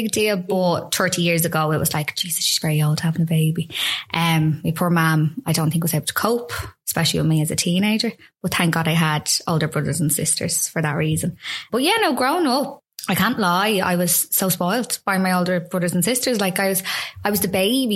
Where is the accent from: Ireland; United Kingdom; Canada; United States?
Ireland; Dublin, Leinster; I'm from Santry